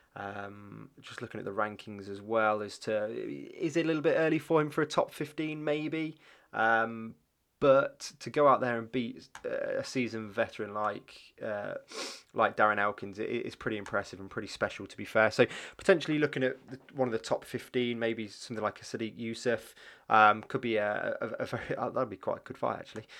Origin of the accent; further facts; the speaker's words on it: England, United Kingdom; growing up in England, um, sort of the nineties